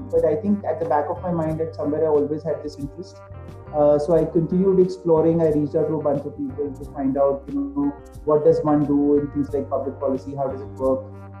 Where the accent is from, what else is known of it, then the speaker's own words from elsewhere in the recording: Chandigarh, India; moved away as an adult; also born or lived in Mumbai / Cambridge, Massachusetts; So, in terms of my childhood, so I grew up in Chandigarh and I did my entire schooling there. I was raised by a single mother.